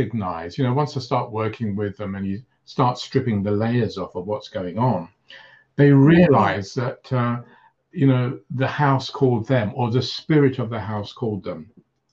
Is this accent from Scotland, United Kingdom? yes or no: no; London, United Kingdom; also born or lived in Cyprus; when I came to London from Cyprus with my parents at about 2 years old, and staying in a house in North London